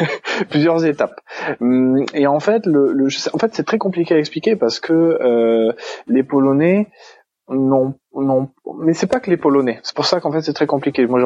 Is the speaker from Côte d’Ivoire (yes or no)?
no; France; accent: French; dire quelques mots d'italien, d'espagnol, euh, de portugais que je connais, euh, je, cache assez bien mon accent français.